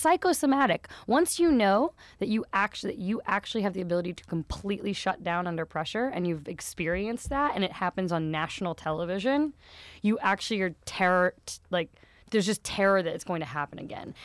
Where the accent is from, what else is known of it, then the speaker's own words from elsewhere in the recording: Wichita, Kansas, United States; Kansas. Wichita, Kansas. In the middle of America.